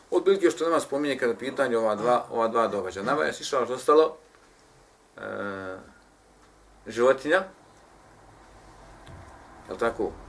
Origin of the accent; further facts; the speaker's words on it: Bosnia & Herzegovina; kod nas u Bosni